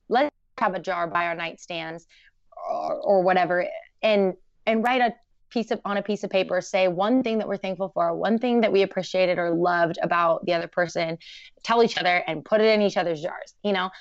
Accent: Portland, Oregon, United States; I grew up in Portland, very crunchy

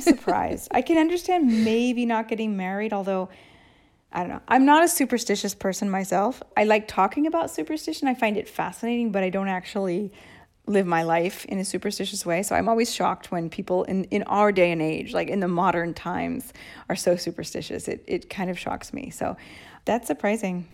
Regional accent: Seattle, Washington, United States; moved away as an adult; now in Rome, Italy; I'm from Seattle. Uh, Katie and I met on the school bus in the sixth grade

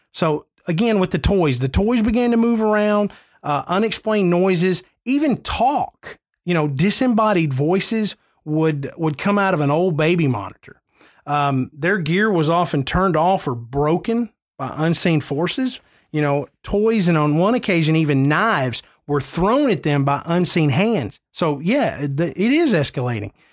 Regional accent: New England, United States; I'm from New England

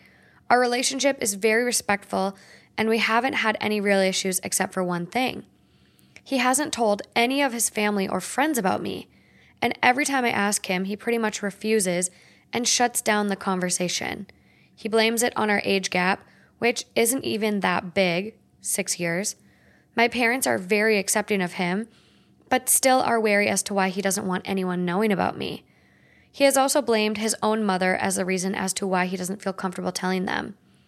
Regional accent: Australia; I am born and raised in Australia.

